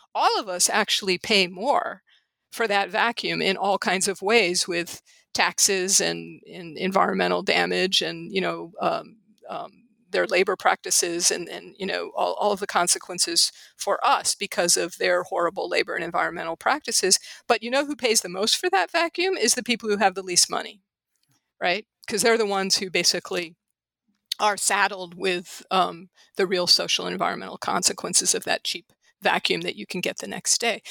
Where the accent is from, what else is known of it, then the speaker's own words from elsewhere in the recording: St. Louis, Missouri, United States; moved away as an adult; also born or lived in Los Angeles; St. Louis, which is my hometown and which I came back to intending to stay a year and am now staying for the foreseeable future